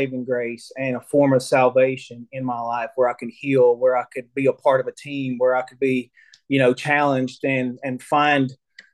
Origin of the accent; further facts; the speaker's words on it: Cherokee, North Carolina, United States; I grew up here in Cherokee, North Carolina. You know, pretty much my entire life